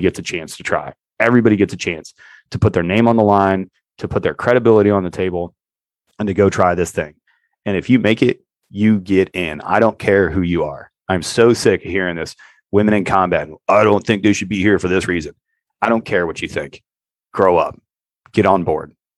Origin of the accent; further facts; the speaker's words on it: United States; I'm an American